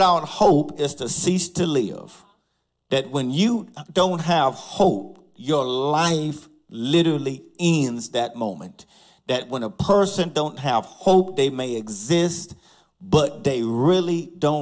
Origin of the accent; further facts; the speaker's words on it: College Park, United States; a family of mine, the Love family, who I grew up with in College Park